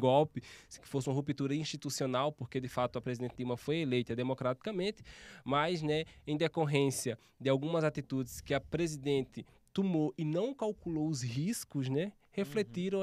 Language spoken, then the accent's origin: Portuguese; interior of Alagoas, Brazil; moved away as an adult; now in São Paulo, Brazil; Eu passei, morei praticamente minha vida inteira no interior de Alagoas